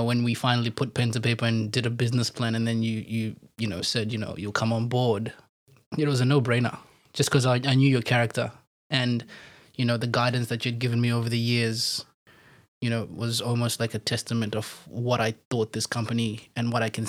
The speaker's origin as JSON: {"language": "English", "region": "Harare", "country": "Zimbabwe", "tie": "born there", "said": "So as you heard, I was born in Zimbabwe, mm-hmm. in a city called Harare. You know, shout out to H-Town and all my peeps."}